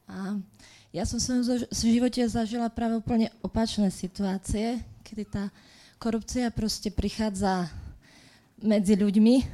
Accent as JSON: {"language": "Slovak", "country": "Slovakia", "said": "sme proste Slováci zvyknutí takto žiť"}